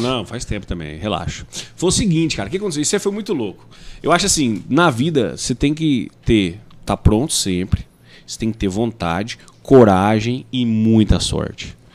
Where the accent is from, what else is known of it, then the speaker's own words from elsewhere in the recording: Ouroeste, São Paulo, Brazil; also born or lived in Goiás / Mato Grosso do Sul / Campo Grande; now in Rondonópolis, Brazil; de onde eu nasci, fui criado, Oroeste, que tem lá seus 8, 10 mil habitantes